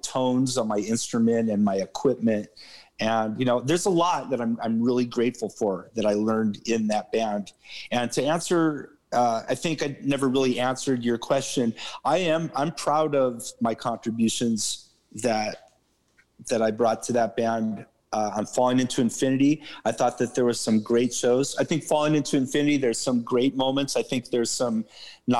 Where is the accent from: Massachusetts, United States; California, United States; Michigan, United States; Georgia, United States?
California, United States; Santa Cruz; also born or lived in Los Angeles; from Santa Cruz, California